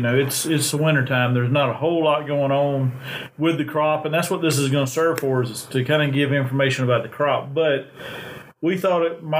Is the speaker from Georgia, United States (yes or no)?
yes; Randolph and Calhoun County, Southwest Georgia, United States; moved away; I'm originally from Georgia. I grew up in Southwest Georgia in Randolph, Calhoun County